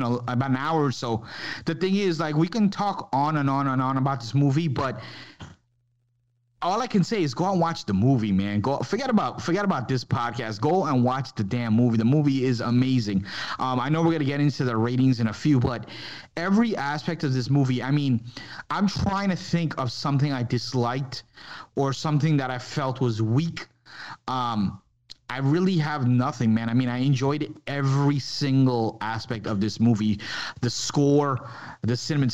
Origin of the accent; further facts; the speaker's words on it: New York, United States; as a kid growing up in New York